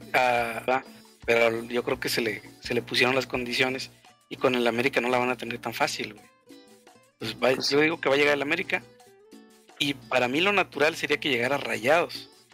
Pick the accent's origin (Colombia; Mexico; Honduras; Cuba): Mexico; Monterrey, Nuevo León; nosotros somos de Monterrey estamos acostumbrados a boletos de 150 pesos para arriba